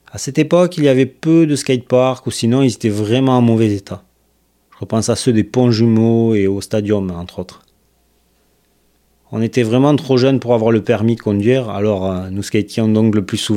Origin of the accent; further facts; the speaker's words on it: Toulouse, Occitania, France; now in Quebec, Canada; Je suis originaire de Toulouse, dans le sud de la France, et je vis au Québec depuis plus de deux ans maintenant.